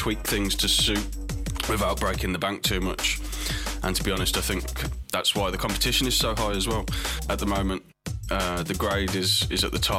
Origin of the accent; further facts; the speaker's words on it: Birmingham, West Midlands, United Kingdom; my hometown in Birmingham